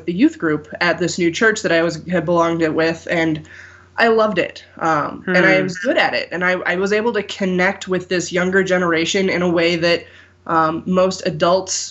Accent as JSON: {"language": "English", "town": "St. Louis", "region": "Missouri", "country": "United States", "tie": "born or raised there", "said": "growing up in St. Louis"}